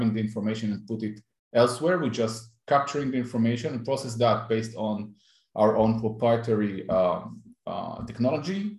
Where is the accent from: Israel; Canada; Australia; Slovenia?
Israel; I'm based in Israel. I'm from Israel.